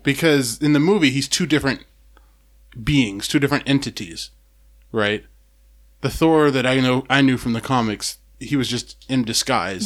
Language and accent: English; Seattle, Washington, United States; growing up, I didn't have, Seattle was kinda like, it's weird how small Seattle is